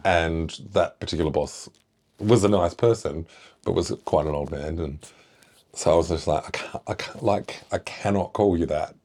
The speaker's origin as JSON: {"language": "English", "town": "Shepparton", "region": "Victoria", "country": "Australia", "tie": "born or raised there", "moved": "yes", "lives_now": "Isle of Mull, United Kingdom", "said": "where I grew up, uh, Shepparton"}